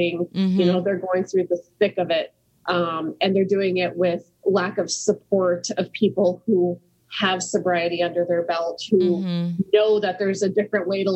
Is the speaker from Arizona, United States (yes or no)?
yes; Scottsdale, Arizona, United States; also born or lived in New Mexico; I'm originally from the Southwest, born in New Mexico, moved to Arizona at a very young age. And, if we start way back, we moved to Scottsdale, Arizona